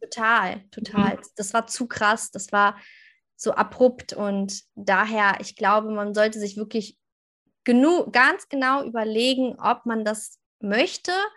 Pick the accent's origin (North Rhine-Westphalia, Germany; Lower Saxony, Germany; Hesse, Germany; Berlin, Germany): Lower Saxony, Germany; near Hanover; ich komme aus der Nähe von Hannover.